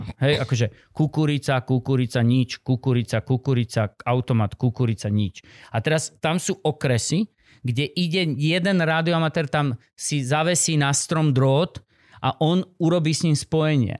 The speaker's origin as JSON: {"language": "Slovak", "region": "central Slovakia", "country": "Slovakia", "said": "OM znamená, že som Slovak. zo Slovenska, šestka, že som desi zo stredného Slovenska, tam som, ako mám hmm, trvalý pobyt, alebo začínal."}